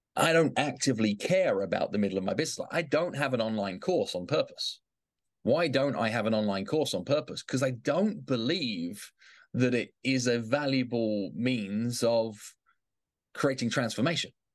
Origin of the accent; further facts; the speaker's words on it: England, United Kingdom; now in New York City, United States; I grew up in England.